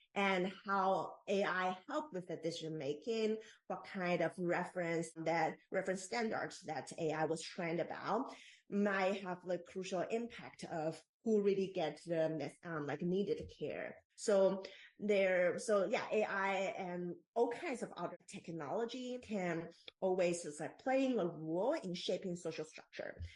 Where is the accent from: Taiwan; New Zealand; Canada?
Taiwan; moved away as an adult; now in Bay Area, United States; I am born and raised in Taiwan